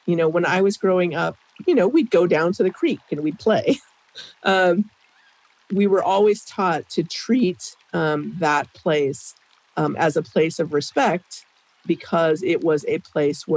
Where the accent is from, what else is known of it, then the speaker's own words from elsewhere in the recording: Blackfeet Reservation, Montana, United States; now in Illinois, United States; I grew up primarily on the Blackfeet Reservation.